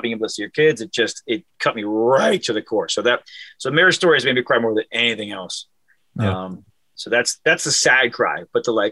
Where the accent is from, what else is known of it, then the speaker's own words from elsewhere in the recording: Cleveland, Ohio, United States; growing up in Cleveland